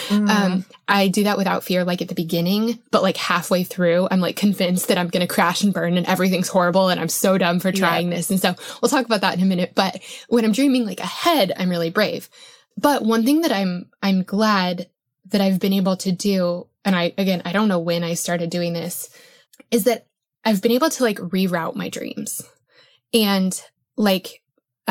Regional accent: Colorado, United States; I grew up in Colorado.

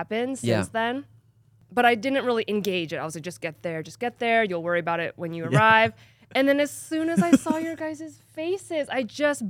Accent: Bakersfield, California, United States; I'm from Bakersfield, born and raised.

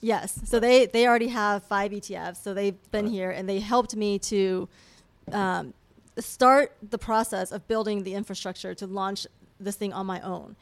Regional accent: China; moved away; I love China, and, I, and, it's my home country

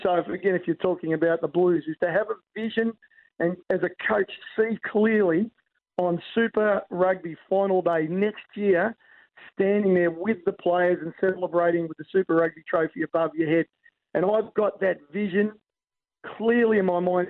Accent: Australia; as an Aussie

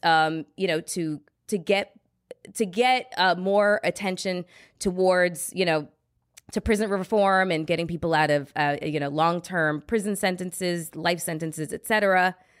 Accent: Canada; now in United States; I'm a Canadian citizen.

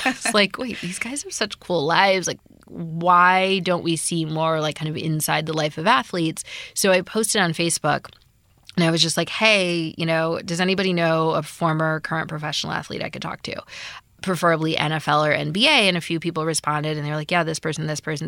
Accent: Midwest, United States; also born or lived in San Francisco; now in Los Angeles, United States; I grew up in the Midwest, love sports

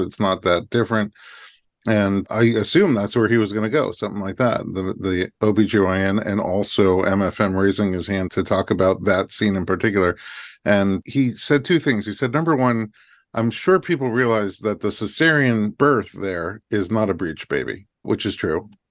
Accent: New York, United States; now in Los Angeles, United States; former New Yorker

